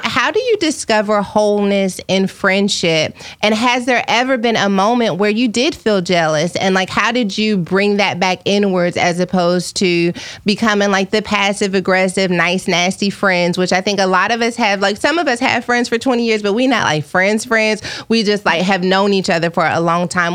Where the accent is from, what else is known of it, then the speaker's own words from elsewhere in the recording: Dallas, Texas, United States; moved away; also born or lived in Fort Worth; I grew up on White Rock Lake